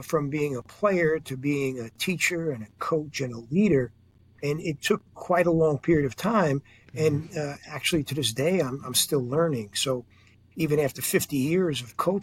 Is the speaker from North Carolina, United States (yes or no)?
no; New York City, New York, United States; a kid growing up in Queens, New York